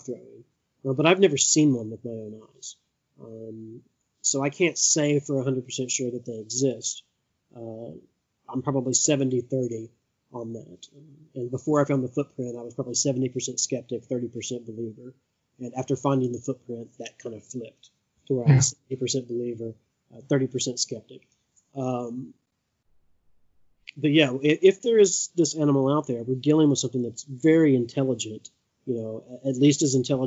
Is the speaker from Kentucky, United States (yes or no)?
yes; Appalachia, Eastern Kentucky, United States; I grew up in Eastern Kentucky in Appalachia, and I currently live on 64 acres of wooded land in the middle of nowhere in Elliott County, Kentucky